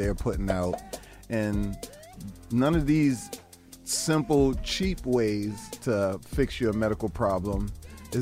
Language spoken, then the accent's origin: English; Boston, Massachusetts, United States; I'm a Bostonian